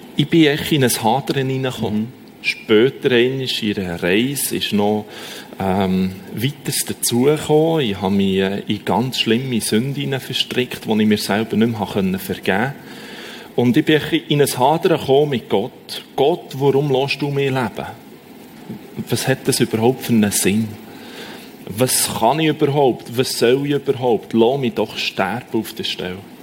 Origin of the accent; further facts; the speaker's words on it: Bern, Switzerland; accent: Bernese German; first language Bernese German; Ich habe Berndeutsch